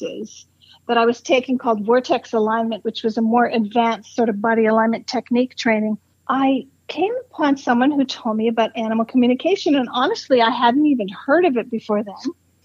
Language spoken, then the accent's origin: English; Canada; moved away as an adult; also born or lived in Toronto; now in Arizona, United States; I'm Canadian, living in Arizona